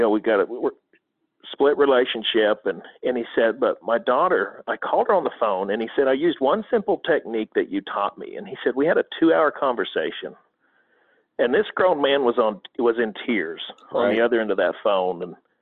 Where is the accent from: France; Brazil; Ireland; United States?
United States; Corn, Oklahoma; I'm from Corn, Oklahoma. I mean, there's 503 people out here.